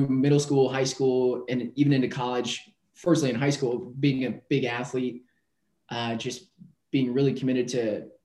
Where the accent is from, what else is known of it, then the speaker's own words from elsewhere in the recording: North Dakota, United States; also born or lived in Philadelphia; now in Austin, United States; I am originally from North Dakota. And grew up, raised